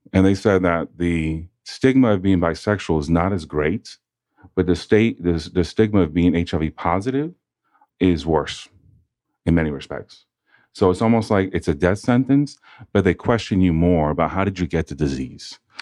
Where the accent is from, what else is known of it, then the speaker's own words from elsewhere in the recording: Massachusetts, United States; now in Atlanta, United States; I grew up in Massachusetts